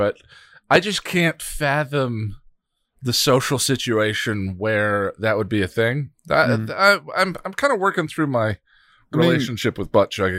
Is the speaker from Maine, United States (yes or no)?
no; Colorado, United States; now in New York, United States; I'm not in Colorado. I'm in New York. But anyway, back to the butt chugging question. I you know growing up in Colorado, going to college in Colorado State University, a lot of partying.